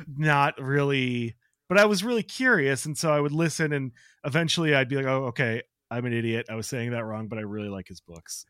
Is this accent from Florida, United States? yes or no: no; Chicago, Illinois, United States; I grew up in Chicago